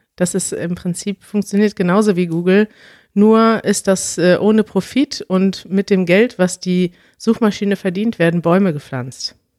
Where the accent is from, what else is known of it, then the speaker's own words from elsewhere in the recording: Germany; wir sind ja Deutsche